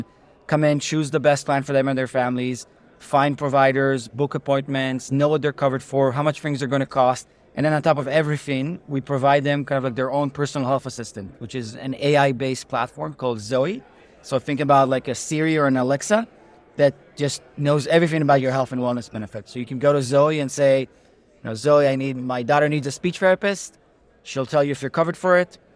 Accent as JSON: {"language": "English", "country": "Israel", "tie": "born or raised there", "also_born_or_lived": "New Haven", "moved": "as an adult", "lives_now": "United States", "said": "I'm originally from Israel, grew up there, the youngest of four brothers"}